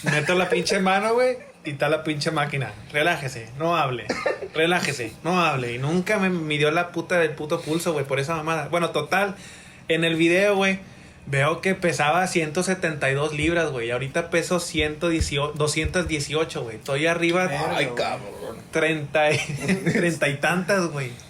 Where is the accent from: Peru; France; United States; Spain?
United States; Soy gringo yo también, pero.